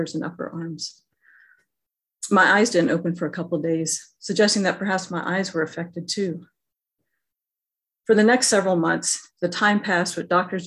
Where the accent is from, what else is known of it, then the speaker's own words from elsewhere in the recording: Alabama, United States; Growing up in Alabama